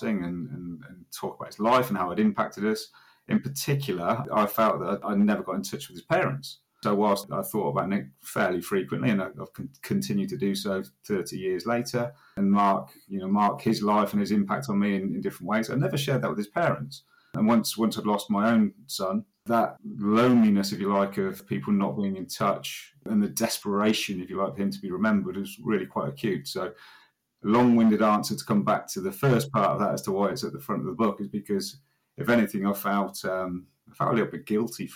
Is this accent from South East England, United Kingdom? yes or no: yes; Witney, South East England, United Kingdom; I was born and lived and have lived in my hometown of Witney, West Oxfordshire, all my life, give or take 1 or 2 years out as a student